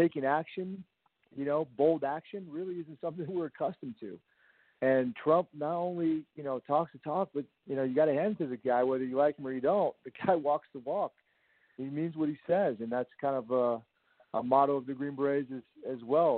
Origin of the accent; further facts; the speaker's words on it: Virginia, United States; I'm originally from Virginia